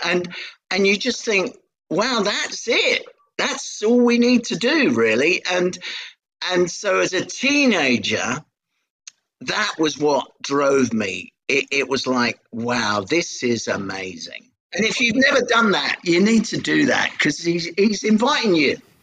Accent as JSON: {"language": "English", "region": "London", "country": "United Kingdom", "tie": "born or raised there", "accent": "Cockney", "said": "I was born in Hackney under the sound of Bow Bells"}